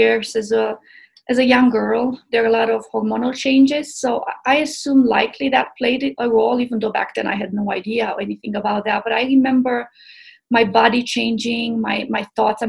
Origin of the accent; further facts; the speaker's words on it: Romania; also born or lived in Tennessee; now in Boulder, United States; I grew up in Romania